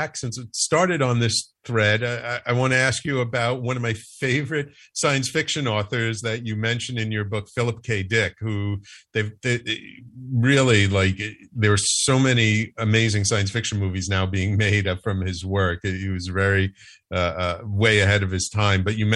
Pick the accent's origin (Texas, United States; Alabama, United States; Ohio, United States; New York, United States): New York, United States; New York City; Us both being nice Jewish boys, I'm from the Bronx